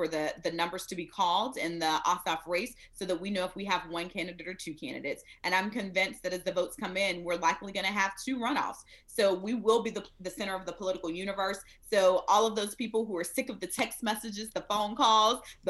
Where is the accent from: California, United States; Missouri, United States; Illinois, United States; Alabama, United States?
Alabama, United States; Smiths Station; I grew up in Smith Station, Alabama, the big city